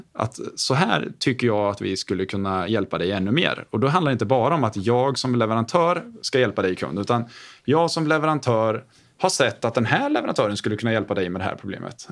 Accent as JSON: {"language": "Swedish", "town": "Åtvidaberg", "region": "Östergötland", "country": "Sweden", "tie": "born or raised there", "also_born_or_lived": "Gothenburg", "moved": "yes", "said": "jag är född och uppväxt i Åtvidaberg"}